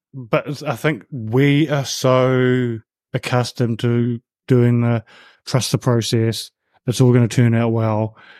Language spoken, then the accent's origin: English; New Zealand; I grew up in New Zealand